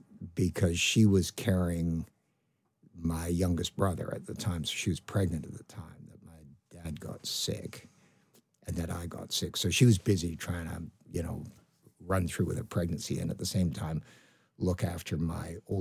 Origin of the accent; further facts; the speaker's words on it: Canada; accent: Canadian; moved away as an adult; now in United Kingdom; I've got quite a strong Canadian accent